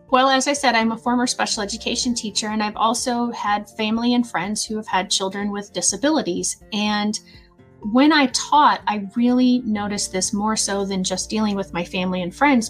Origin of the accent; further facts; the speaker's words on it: Southern Illinois, United States; I'm from Southern Illinois